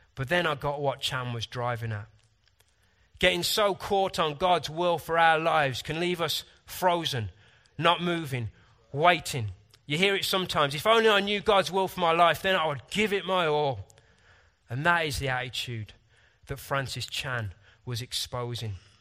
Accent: United Kingdom; Sometimes I'm frustratingly British, reserved, logical, scientific.

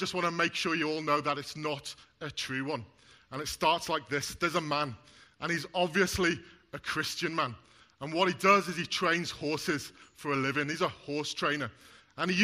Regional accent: Wales, United Kingdom; I'm Welsh and my wife's Scottish

